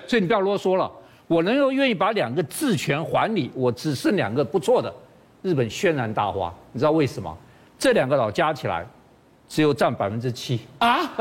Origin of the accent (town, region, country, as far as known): Taiwan